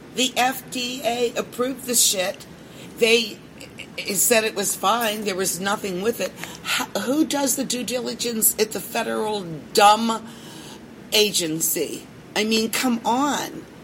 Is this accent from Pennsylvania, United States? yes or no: yes; Pittsburgh, Pennsylvania, United States; I'm from Pittsburgh